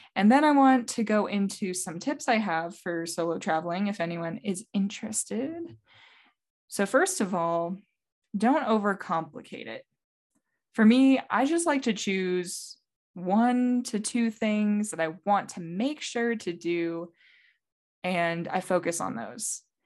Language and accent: English; North Carolina, United States; I've been in the Southeast in the same state, North Carolina, for a very long time